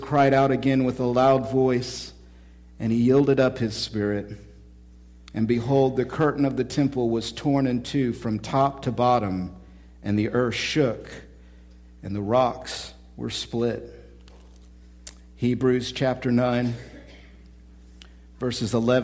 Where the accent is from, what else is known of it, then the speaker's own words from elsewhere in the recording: Oklahoma, United States; maybe I was from Oklahoma